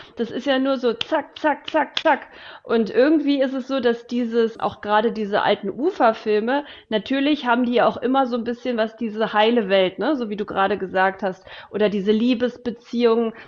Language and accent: German; Germany; Ich bin in der DDR groß geworden.